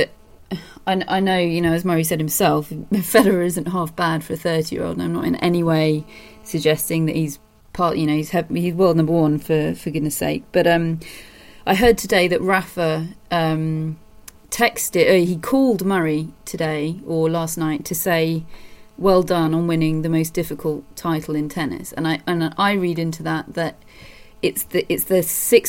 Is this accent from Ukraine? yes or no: no; United Kingdom; I'm British